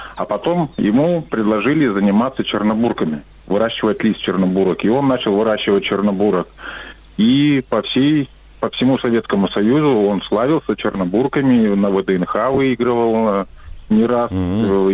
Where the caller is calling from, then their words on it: Miass, Chelyabinsk Oblast, Russia; я звоню из Челябинской области, город Миас